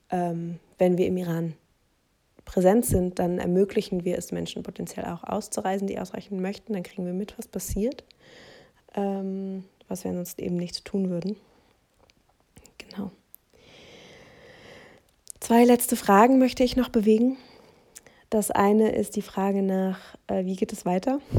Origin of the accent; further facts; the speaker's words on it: Germany; wenn ich als halt Deutsche teile